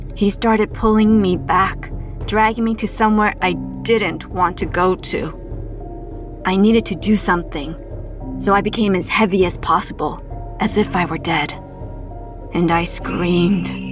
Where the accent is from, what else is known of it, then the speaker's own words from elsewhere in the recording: Toronto, Ontario, Canada; my hometown of Toronto, Canada